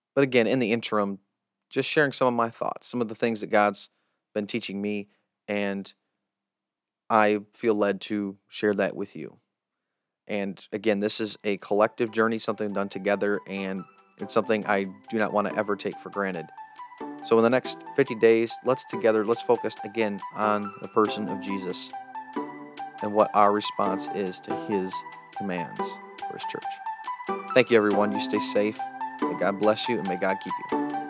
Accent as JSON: {"language": "English", "country": "United States", "said": "as an American"}